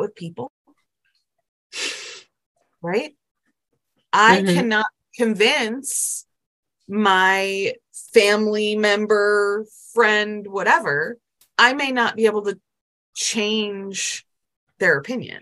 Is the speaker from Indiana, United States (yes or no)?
no; Buffalo, New York, United States; now in South Carolina, United States; I currently live in South Carolina, but I grew up in Buffalo, New York